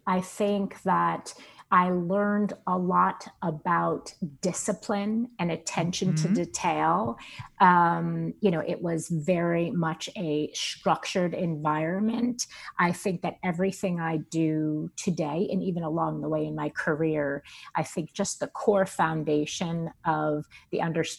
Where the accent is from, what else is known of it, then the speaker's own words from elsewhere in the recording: East Coast, United States; I was from the East Coast. I lived in the East Coast. I lived in New York, and I had no intention on ever leaving.